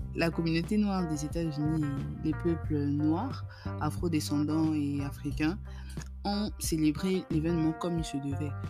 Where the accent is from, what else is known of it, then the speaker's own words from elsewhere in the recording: Gabon; notre identité en tant que Gabonais